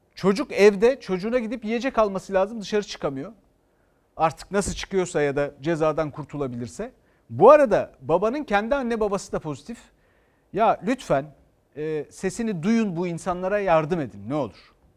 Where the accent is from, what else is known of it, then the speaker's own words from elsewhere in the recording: Istanbul, Turkey; Ben bir İstanbullu olarak